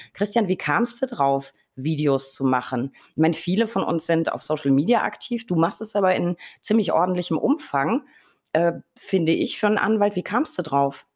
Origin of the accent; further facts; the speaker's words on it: Berlin, Germany; muss ich als Berliner natürlich